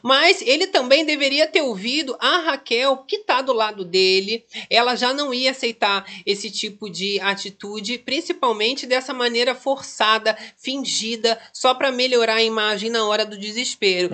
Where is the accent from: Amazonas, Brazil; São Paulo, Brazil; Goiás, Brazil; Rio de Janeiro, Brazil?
Rio de Janeiro, Brazil; aqui a gente é carioca